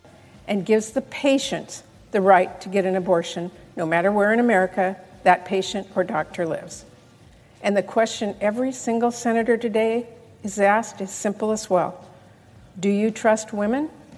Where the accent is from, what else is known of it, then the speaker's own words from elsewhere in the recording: Washington, United States; And we're seeing this firsthand in my home state of Washington.